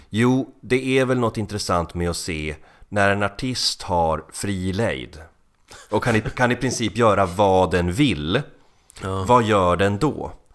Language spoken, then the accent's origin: Swedish; Finland; Jag är finne